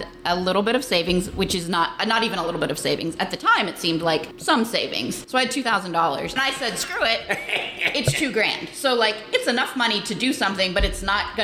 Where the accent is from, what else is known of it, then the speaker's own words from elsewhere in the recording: New Castle, Pennsylvania, United States; accent: Yinzer; moved away as an adult; now in Youngstown, United States; I grew up in Western Pennsylvania, Shenango Valley, Newcastle area. And then I moved over here in 2011